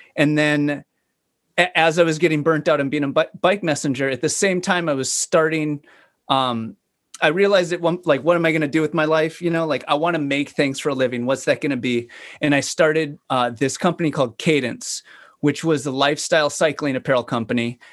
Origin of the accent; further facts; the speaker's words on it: Fargo, North Dakota, United States; moved away as an adult; also born or lived in Sacramento, California; I grew up in Fargo, North Dakota.